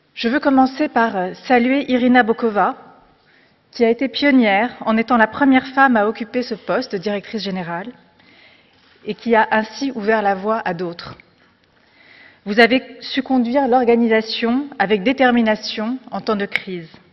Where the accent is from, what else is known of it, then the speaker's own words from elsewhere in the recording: France; also born or lived in Morocco; J'ai grandi en France, mais avec la chance de venir d'ailleurs